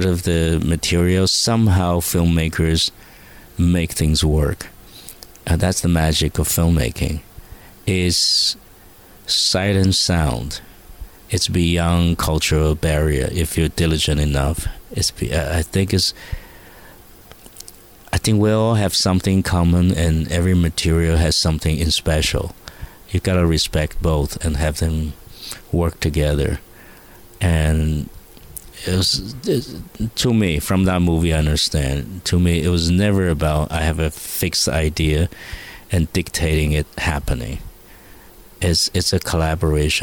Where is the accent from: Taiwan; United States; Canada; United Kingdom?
Taiwan; I'm a boy from Taiwan